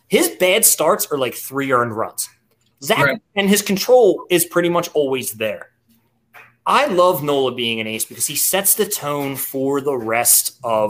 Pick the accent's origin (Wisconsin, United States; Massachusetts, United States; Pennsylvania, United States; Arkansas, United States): Pennsylvania, United States; I'm from Delco, Chester County. Let's go, Delaware County.